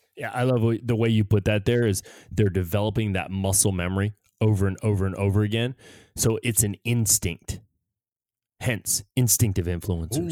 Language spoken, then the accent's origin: English; United States; moved away; we feel safer here than we do in our own country